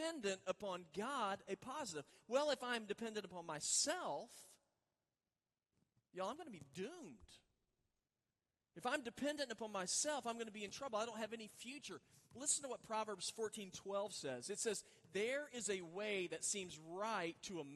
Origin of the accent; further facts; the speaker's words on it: Oklahoma, United States; moved away; I grew up in Oklahoma